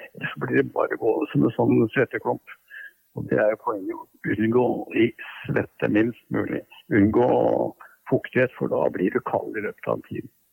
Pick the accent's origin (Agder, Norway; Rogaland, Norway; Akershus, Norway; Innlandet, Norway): Akershus, Norway; Bærum; i Bærum, der jeg vokste opp